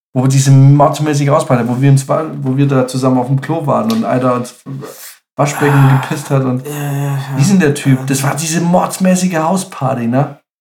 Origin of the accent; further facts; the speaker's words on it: Munich, Bavaria, Germany; ich bin aus München.